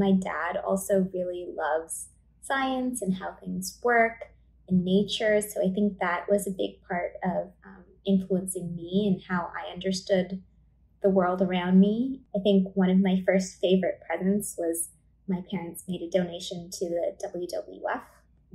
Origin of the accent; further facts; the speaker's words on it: Vaughan, Ontario, Canada; I grew up in Vaughan, Ontario